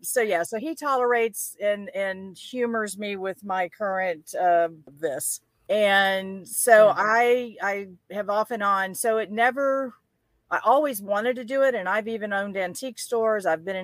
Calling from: Florida, United States; I am in just north of Tampa in Florida.

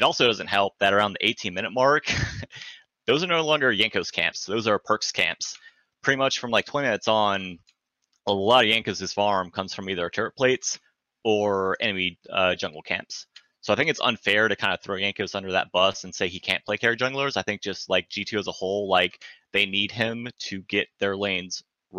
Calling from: California, United States; The Bay Area, currently under fire.

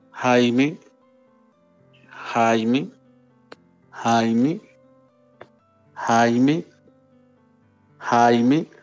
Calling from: Bogotá, Colombia; Eh, de Bogotá, Colombia.

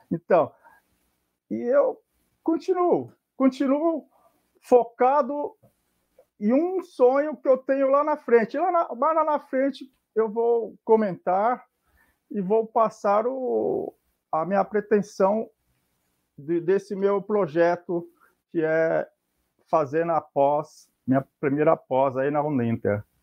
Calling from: Santos, São Paulo, Brazil; Bem, eu estou falando de Santos, é, litoral de São Paulo, né? Na Baixada Santista.

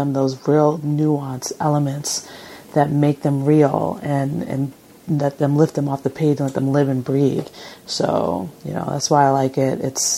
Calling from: Long Beach, California, United States; from Long Beach

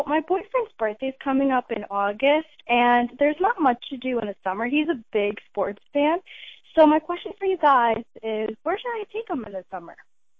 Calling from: Levittown, New York, United States; calling from Levittown.

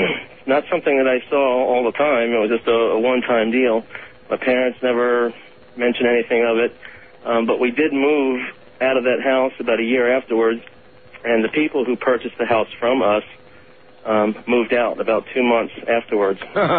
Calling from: Orlando, Florida, United States; I'm calling from Orlando, and I'm listening to you on the Internet.

